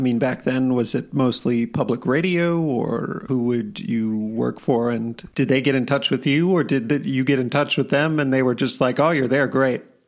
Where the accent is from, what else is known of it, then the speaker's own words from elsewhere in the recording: Wisconsin, United States; moved away; I'm from Wisconsin